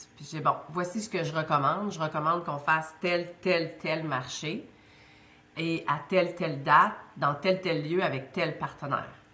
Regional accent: Baie-Comeau, Quebec, Canada; first language French; moved away as an adult; also born or lived in Montreal; je suis née à Bécomo sur la Côte-Nord.

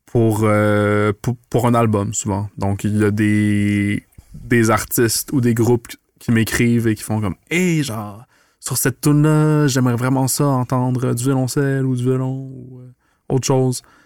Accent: Montreal, Quebec, Canada; moved away as an adult; now in Quebec City, Canada; j'ai grandi à Montréal. je suis un petit gars du plateau Mont-Royal.

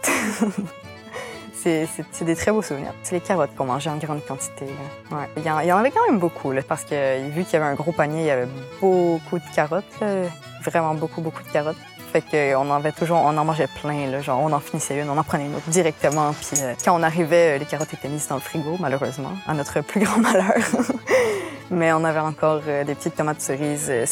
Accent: Maria, Quebec, Canada; Je suis originaire de Maria, en Gaspésie

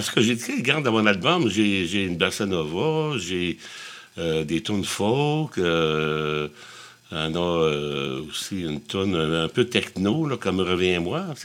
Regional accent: Shawinigan, Quebec, Canada; moi aussi, je viens de Shawinigan, on a un accent, tu sais

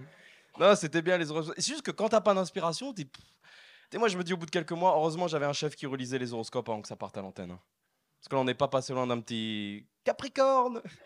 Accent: France; je viens de France

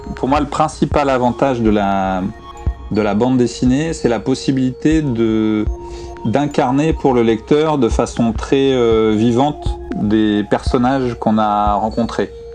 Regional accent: France; moved away as an adult; j'étais un Français qui habitait à l'étranger

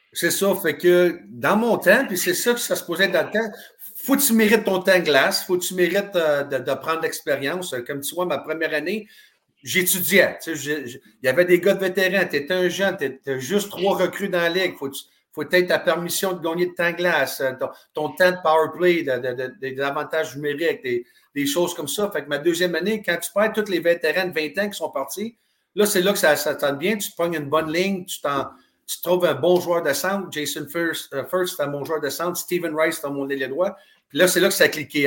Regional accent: Drummondville, Quebec, Canada; moved away; also born or lived in Kitchener / Germany; Je viens de Drummondville, Québec

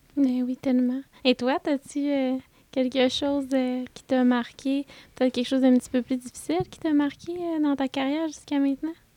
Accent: Saint-Prime, Quebec, Canada; je viens du lac Saint-Jean. Moi, à la base, je viens de Saint-Prime

